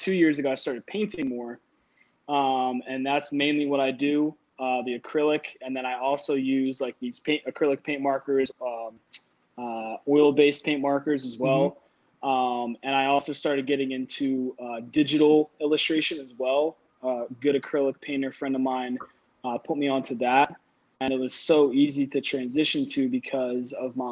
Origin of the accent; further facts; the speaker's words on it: Willow Grove, Pennsylvania, United States; also born or lived in Philadelphia; right outside Philadelphia, Willow Grove, PA. It's about 45 minutes north of the city